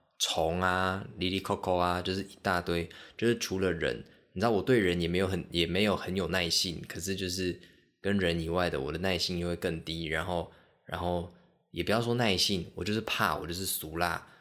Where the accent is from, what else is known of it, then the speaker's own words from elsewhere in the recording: Liuqiu, Pingtung County, Taiwan; 我最早最早有印象跟狗狗接触，应该是我小时候在小琉球的时候。